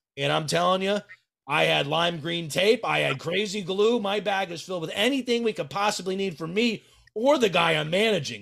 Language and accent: English; Connecticut, United States; I'm from Connecticut